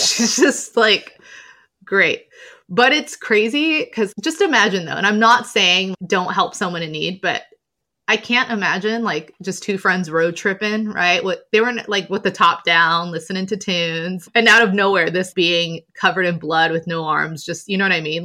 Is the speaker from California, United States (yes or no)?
yes; Southern California, United States; also born or lived in London; I'm from Southern California